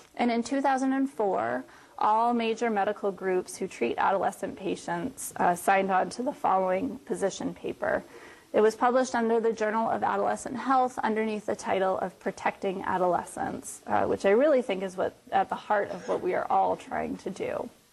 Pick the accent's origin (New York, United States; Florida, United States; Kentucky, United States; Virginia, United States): Florida, United States; moved away; in Florida, um, which is my home state